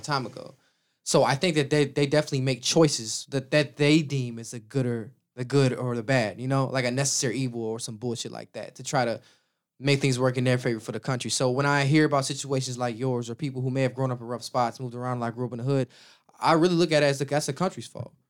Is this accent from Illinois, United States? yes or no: yes; Chicago, Illinois, United States; growing up in Chicago